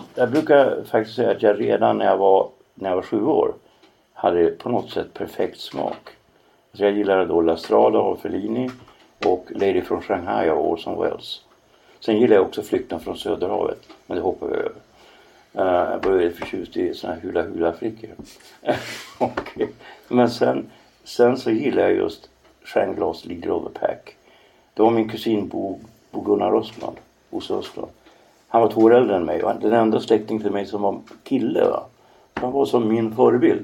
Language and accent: Swedish; Norrland, Sweden; jag är norrlänning